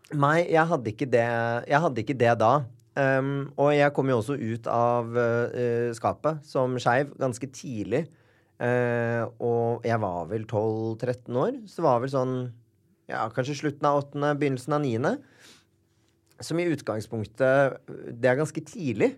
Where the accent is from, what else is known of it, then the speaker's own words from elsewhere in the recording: Bærum, Akershus, Norway; Født og oppvokst eh